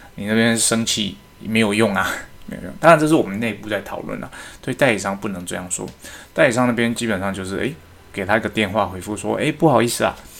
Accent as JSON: {"language": "Chinese", "country": "Taiwan", "said": "我们是华人嘛，那我们台湾人"}